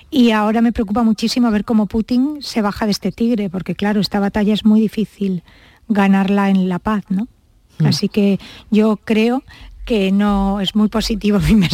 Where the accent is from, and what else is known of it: Almería, Andalusia, Spain; born or raised there; also born or lived in Granada